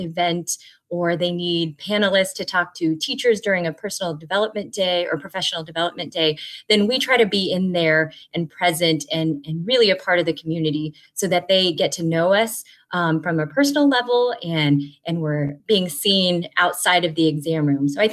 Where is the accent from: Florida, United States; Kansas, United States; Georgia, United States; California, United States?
Kansas, United States; Fredonia; I'm a family physician in Southeast Kansas in a town called Fredonia, a town of about 2,500 people. This is my hometown